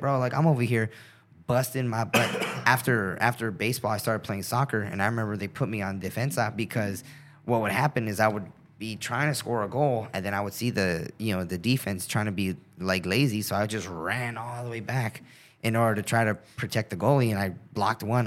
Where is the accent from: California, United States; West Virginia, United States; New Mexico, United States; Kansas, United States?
California, United States; South Gate; I grew up in Southgate, California